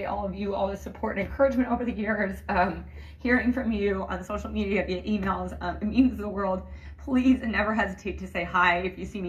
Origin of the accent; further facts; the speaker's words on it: Boise, Idaho, United States; My family able to be here watching, my family here at KBOI has been wonderful